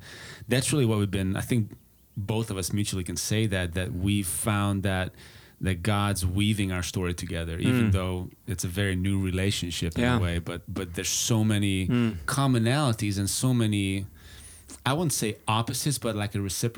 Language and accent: English; Budapest, Hungary; English is a second language; moved away as an adult; now in Texas, United States; I'm actually from Budapest, Hungary. So that's where the slight accent comes from, or strong for some, I guess. But that's where I was born and raised, back under communism.